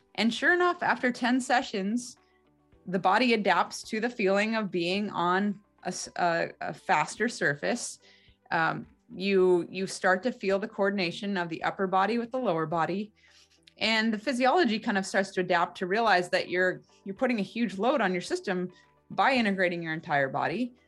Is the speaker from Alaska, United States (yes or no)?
yes; Alaska, United States; also born or lived in Salt Lake City, Utah; Growing up in Alaska was an incredibly unique experience